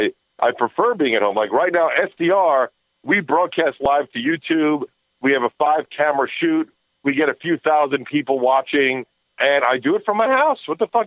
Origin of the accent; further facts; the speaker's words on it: New York City, New York, United States; growing up in Manhattan and New York